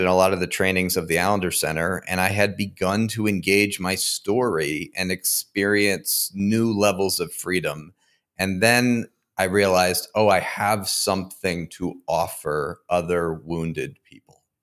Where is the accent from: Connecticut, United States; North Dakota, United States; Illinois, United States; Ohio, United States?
Connecticut, United States; now in Fort Collins, United States; I grew up in Connecticut, but I currently live in Fort Collins, Colorado